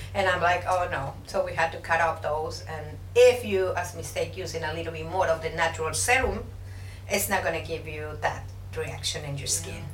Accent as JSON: {"language": "English", "region": "Puebla", "country": "Mexico", "moved": "yes", "lives_now": "Houston, United States", "said": "I'm from Puebla, Mexico"}